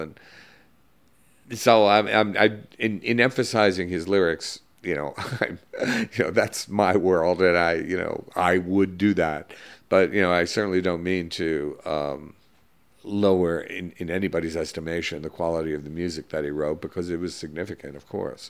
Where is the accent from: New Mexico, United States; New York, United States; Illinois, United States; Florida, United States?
New York, United States; New York City; I grew up in Greenwich Village